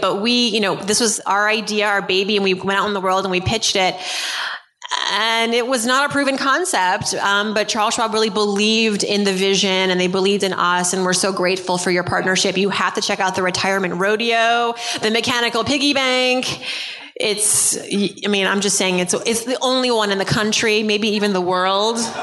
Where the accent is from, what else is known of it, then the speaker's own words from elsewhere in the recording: New York City, New York, United States; I'm from Brooklyn.